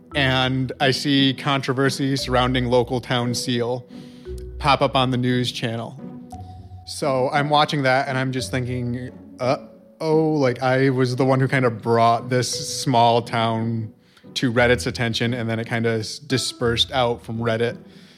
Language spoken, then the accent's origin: English; Rome, New York, United States; moved away as an adult; now in Utica, United States; I'm from Rome, New York, originally, and I just moved out to Utica about last year.